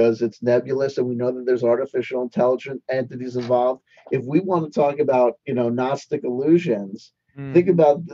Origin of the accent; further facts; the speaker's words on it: East Coast, United States; accent: East Coast; my East Coast accent gets strong